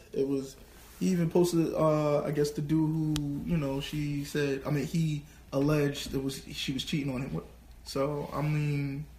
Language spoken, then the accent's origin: English; New Haven, Connecticut, United States; also born or lived in New York / North Carolina; I grew up in New Haven, and I've had some time in New York, and I've had some time in North Carolina